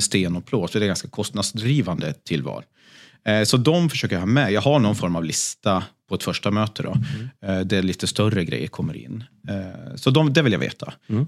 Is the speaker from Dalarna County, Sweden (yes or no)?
yes; Sundborn, Dalarna County, Sweden; also born or lived in Stockholm; now in Gotland, Sweden; Falun, eller rättare sagt Sundborn, en, en eh, bit utanför Falun